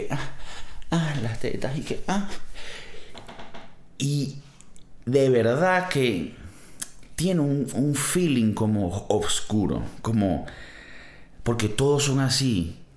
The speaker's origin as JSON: {"language": "Spanish", "country": "Venezuela", "moved": "yes", "said": "Un escape room, marico, venimos de Venezuela eso sí fue un escape room."}